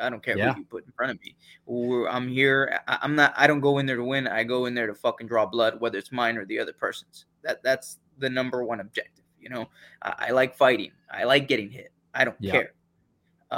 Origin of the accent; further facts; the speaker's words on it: Charleston, South Carolina, United States; I'm from Charleston, South Carolina